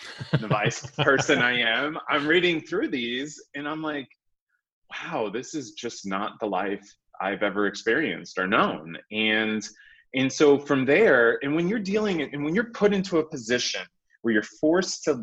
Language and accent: English; Aviston, Illinois, United States; now in Indianapolis, United States; I grew up in a very small town in Southern Illinois called Aviston